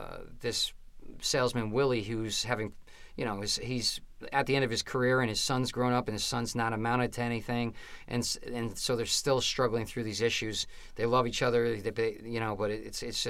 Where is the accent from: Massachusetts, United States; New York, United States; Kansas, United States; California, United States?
New York, United States; Albany; I'm from Albany. I grew up there